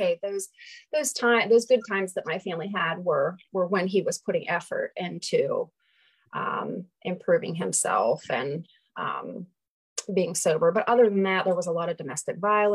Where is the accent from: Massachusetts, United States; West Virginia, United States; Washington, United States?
West Virginia, United States; Doddridge County; also born or lived in Ohio; I was born in Ohio and then, didn't live there long, and we moved to very, very remote West Virginia, Doddridge County, West Virginia.